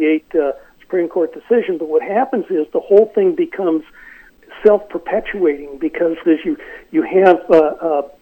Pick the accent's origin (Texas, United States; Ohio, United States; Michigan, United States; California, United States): California, United States; Los Angeles; I grew up in the San Fernando Valley in the 1950s and 60s